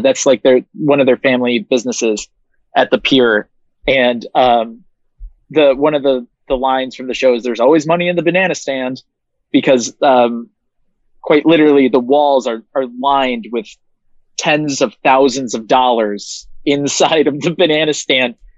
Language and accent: English; Williamsville, New York, United States; I grew up in uh, Williamsville, New York, which is like 20 minutes outside of the city of Buffalo